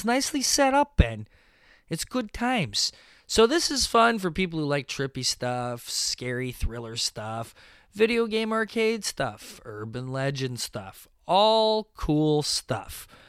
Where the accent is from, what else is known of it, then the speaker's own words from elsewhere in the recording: Mississauga, Ontario, Canada; Mississauga Comic Expo. Oh my gosh, what a success, what a good time, fun times indeed. I love that my hometown show is becoming this really unique and, you know, individualistic type thing.